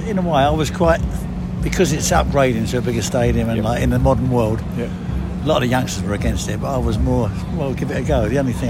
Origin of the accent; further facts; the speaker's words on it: London, United Kingdom; When I was a kid, I was born in Stratford.